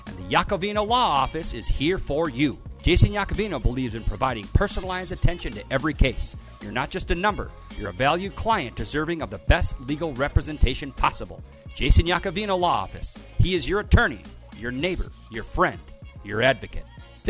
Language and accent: English; Winona, Minnesota, United States; I'm from Winona.